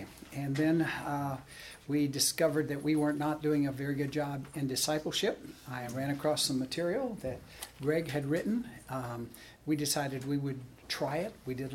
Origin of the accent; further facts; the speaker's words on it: Miami, Florida, United States; moved away as an adult; also born or lived in Camarillo, California; I was born in Miami, Florida, and my dad was a pastor, Southern Baptist pastor, and I grew up in a pastor's home.